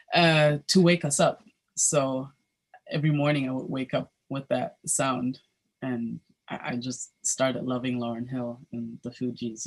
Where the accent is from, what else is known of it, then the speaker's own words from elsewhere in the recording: Berlin, Germany; I was born and raised in Berlin, Germany